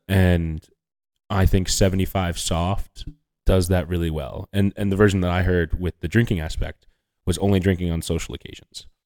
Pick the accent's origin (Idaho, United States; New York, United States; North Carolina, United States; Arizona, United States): New York, United States; as a New Yorker